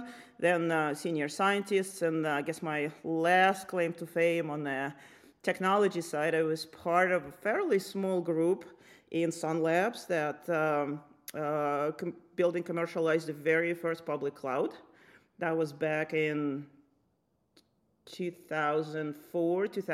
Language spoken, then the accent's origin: English; Lithuania; moved away as an adult; now in United States; I grew up in Lithuania when it was still part of Soviet Union.